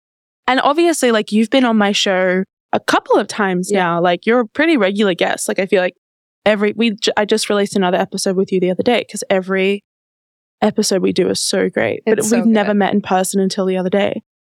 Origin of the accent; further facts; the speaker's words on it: Australia; I'm from Australia.